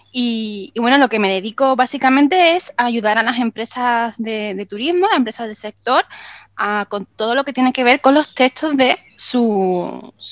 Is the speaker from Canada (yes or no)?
no; Málaga, Andalusia, Spain; now in Benalmádena, Spain; yo soy de Málaga, de Málaga mm. capital. Ahora vivo en Benalmádena, que bueno, es un pueblecito